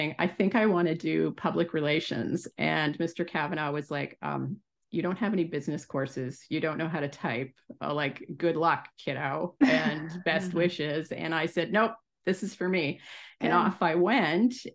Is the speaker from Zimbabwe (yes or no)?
no; Salisbury, New Brunswick, Canada; moved away as an adult; also born or lived in Guelph, Ontario / Nova Scotia; now in Ontario, Canada; I grew up on the East Coast, so in Nova Scotia and New Brunswick.